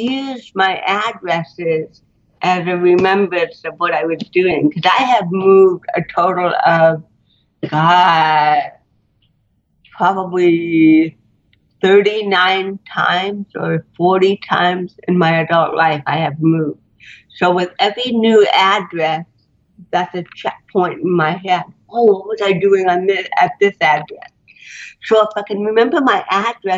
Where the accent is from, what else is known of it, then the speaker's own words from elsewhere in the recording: Fullerton, California, United States; also born or lived in Buffalo / Lancaster / Garden Grove; we moved from Buffalo to Lancaster to Garden Grove to Fullerton, but I spent most of my childhood in Fullerton, probably 13 years without moving again